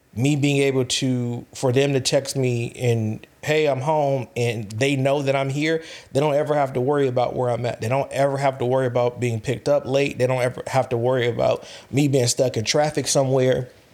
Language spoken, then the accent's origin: English; California, United States; I'm from California